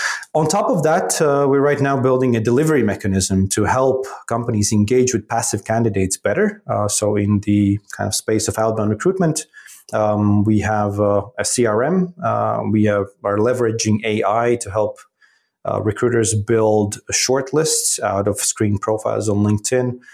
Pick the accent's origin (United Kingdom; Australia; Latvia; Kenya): Latvia; Riga; moved away as an adult; also born or lived in Philadelphia, United States / New York, United States / West Africa / Middle East; Born and raised in Riga, Latvia